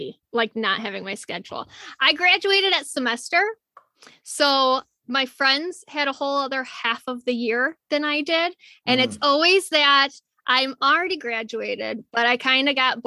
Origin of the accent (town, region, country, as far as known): Ohio, United States